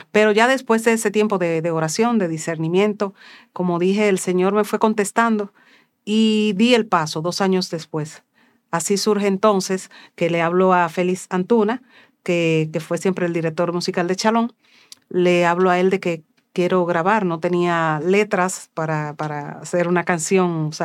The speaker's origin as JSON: {"language": "Spanish", "country": "Dominican Republic", "said": "Bendiciones mis hermanos. … Soy cantautora católica de República Dominicana."}